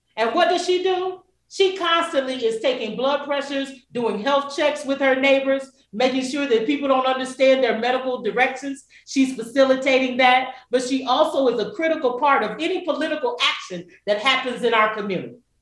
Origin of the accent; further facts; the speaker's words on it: Kingsport, Tennessee, United States; moved away as an adult; now in Detroit, United States; I consider myself an adopted Detroiter, uh, originally from a little small town called Kingsport, Tennessee